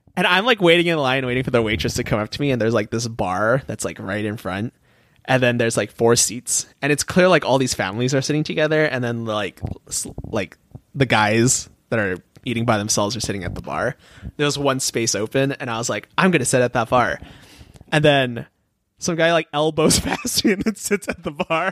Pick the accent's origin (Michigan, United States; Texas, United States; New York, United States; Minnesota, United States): Minnesota, United States; Minneapolis; I'm from Minneapolis area